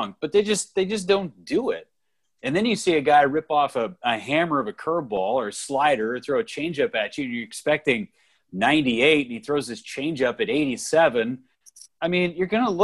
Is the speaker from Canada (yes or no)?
no; Northern California, United States; moved away; I grew up in Northern California